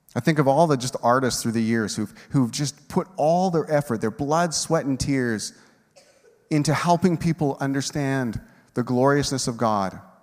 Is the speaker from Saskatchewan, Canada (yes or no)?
yes; Moose Jaw, Saskatchewan, Canada; we're from Moose Jaw